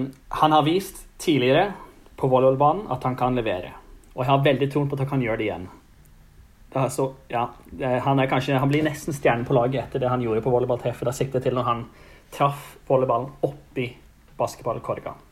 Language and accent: Norwegian; Stavanger, Rogaland, Norway; jeg holder meg hjemme på Tasta